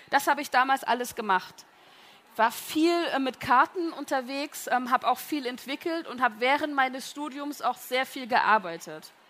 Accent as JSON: {"language": "German", "town": "Kamenz", "region": "Saxony", "country": "Germany", "tie": "born or raised there", "said": "Ich bin aufgewachsen, geboren und aufgewachsen in Kamenz in äh, der Lessingstadt."}